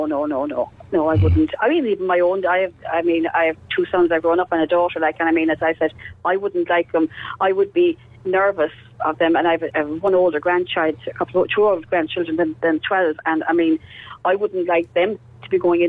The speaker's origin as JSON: {"language": "English", "town": "Cork", "region": "County Cork", "country": "Ireland", "lives_now": "Ballincollig, Ireland", "said": "I was from Fair Hill myself, you know, we just went down to work."}